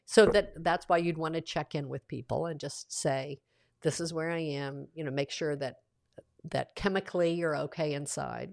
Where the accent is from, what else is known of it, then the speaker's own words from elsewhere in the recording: the South, United States; I grew up in the South with an author-, authoritarian father